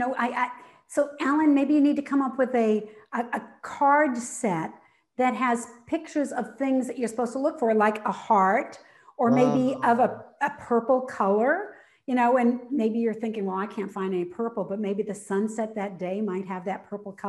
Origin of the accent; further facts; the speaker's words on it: New England, United States; and now I live in Florida, but I grew up in New England.